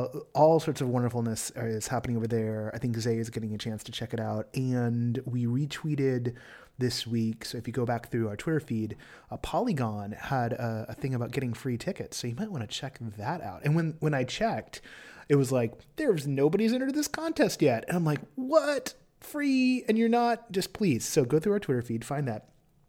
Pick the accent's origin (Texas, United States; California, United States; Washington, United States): California, United States; Los Angeles; let's hit up my hometown.